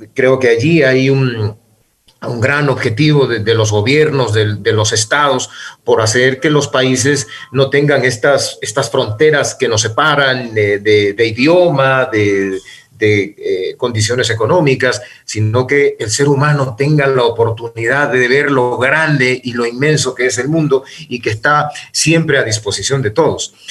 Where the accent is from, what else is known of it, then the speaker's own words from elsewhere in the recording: Quevedo, Los Ríos, Ecuador; moved away as an adult; also born or lived in Guayaquil; now in Quito, Ecuador; yo nací en Guayaquil, luego por, por, motivos familiares tuvimos que trasladarnos a Quevedo, donde yo hice mi escuela primaria y el colegio